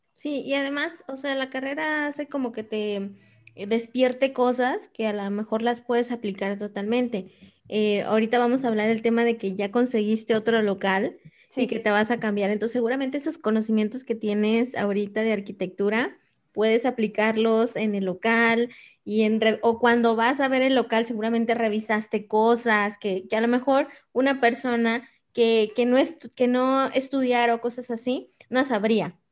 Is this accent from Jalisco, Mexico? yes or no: yes; Guadalajara, Jalisco, Mexico; Yo soy de Guadalajara